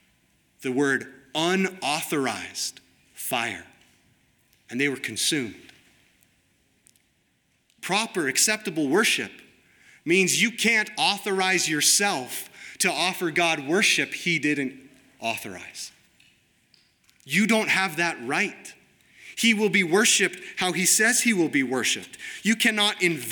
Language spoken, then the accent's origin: English; United States; I'm an American